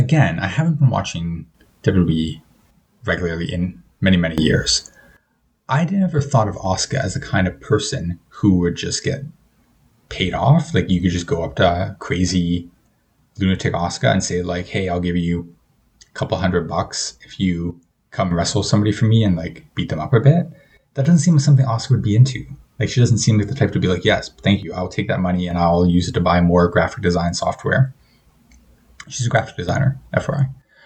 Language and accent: English; Canada; But I mean, I said at the start of this episode that I'm Canadian, so put two and two together.